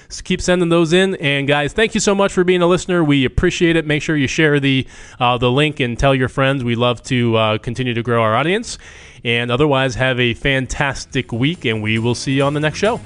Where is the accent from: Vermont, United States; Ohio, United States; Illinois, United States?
Vermont, United States; Chester; moved away; I grew up in Chester, Vermont, population three thousand